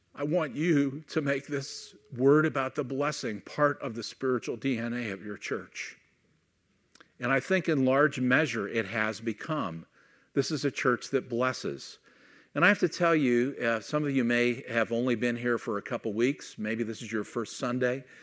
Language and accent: English; Youngstown, Ohio, United States; moved away as an adult; also born or lived in Kent, Ohio / Missouri; I grew up in Youngstown and then moved to Kent